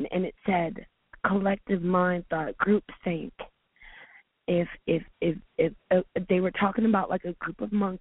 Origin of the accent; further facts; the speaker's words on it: Charleston, South Carolina, United States; now in Atlanta, United States; I'm from Charleston, South Carolina